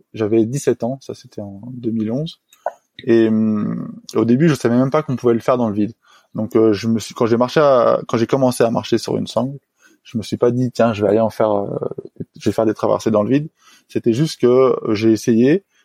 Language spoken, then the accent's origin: French; Le Reposoir, Auvergne-Rhône-Alpes, France; j'ai grandi euh, dans un petit village de montagne qui s'appelle le Reposoir